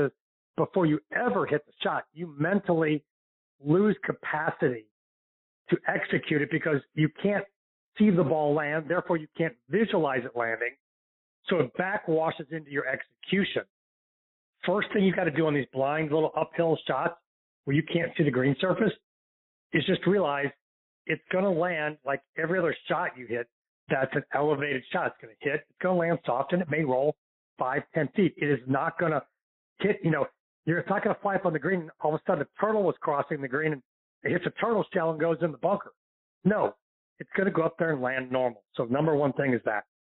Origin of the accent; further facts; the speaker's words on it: St. Louis, Missouri, United States; now in Florida, United States; my hometown of St. Louis